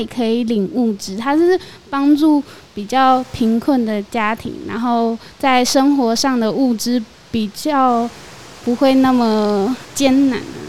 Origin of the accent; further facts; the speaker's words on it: Zhutian, Pingtung County, Taiwan; 然后我也是来自潮州高中的…，是竹田人。